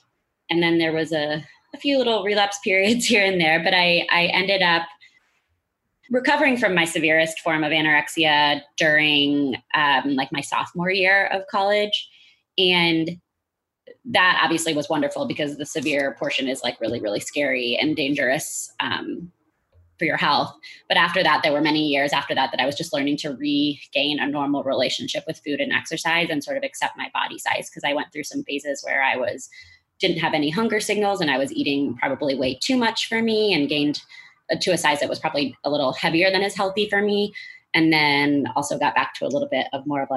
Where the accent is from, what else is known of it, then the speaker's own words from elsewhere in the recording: St. Louis, Missouri, United States; I am from St. Louis